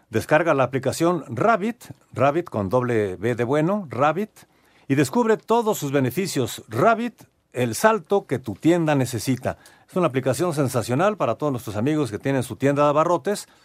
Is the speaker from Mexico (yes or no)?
yes; Iztapalapa, Mexico City, Mexico; soy de Iztapalapa.